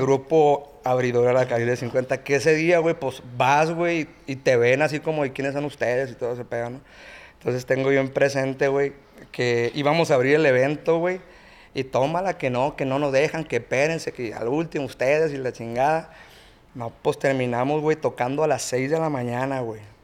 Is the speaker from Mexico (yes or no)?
yes; Mazatlán, Sinaloa, Mexico; Somos, somos originarios de Mazatlán, Sinaloa